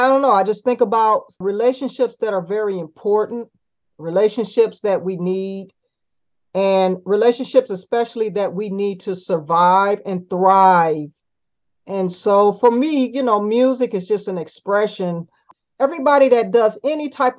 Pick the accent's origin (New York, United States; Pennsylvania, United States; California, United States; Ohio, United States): Ohio, United States; Cleveland; I was born in Cleveland, Ohio